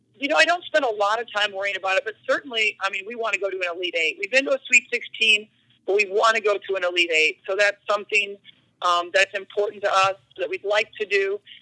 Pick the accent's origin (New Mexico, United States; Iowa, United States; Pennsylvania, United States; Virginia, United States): Iowa, United States; I grew up in Iowa